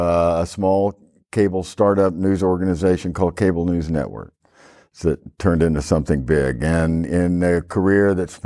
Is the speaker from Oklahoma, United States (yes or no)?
yes; Ponca City, Oklahoma, United States; moved away as an adult; I was born and raised in Ponca City, Oklahoma, way up in the northern part of the state.